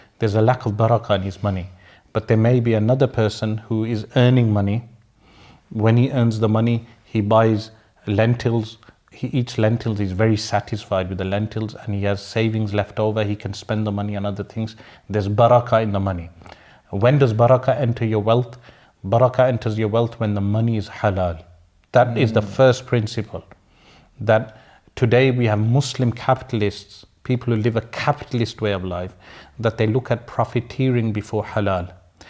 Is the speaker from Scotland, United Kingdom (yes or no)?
no; Birmingham, West Midlands, United Kingdom; but I'm from Sparkbrook, we use those terms.